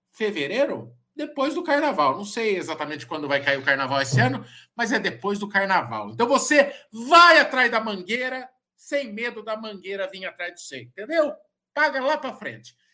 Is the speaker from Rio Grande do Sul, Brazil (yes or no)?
no; Sorocaba, São Paulo, Brazil; Muita gente me mandando mensagem hoje, porque a gente é de Sorocaba e não sei o quê.